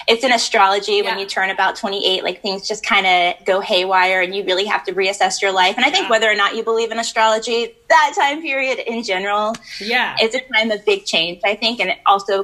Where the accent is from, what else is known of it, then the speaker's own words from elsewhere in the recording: Lynchburg, Virginia, United States; moved away as an adult; also born or lived in Richmond, Virginia / Los Angeles; now in New York, United States; I grew up in Lynchburg, Virginia